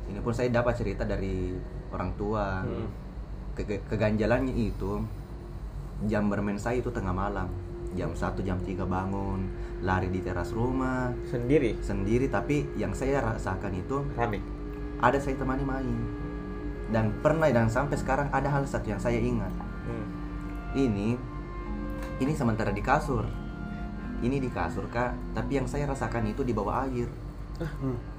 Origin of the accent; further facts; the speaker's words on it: Soppeng, South Sulawesi, Indonesia; born there; orang tua asli Bugis semua Bugis dan saya lahir di Bugis tepatnya kayak, di Sopeng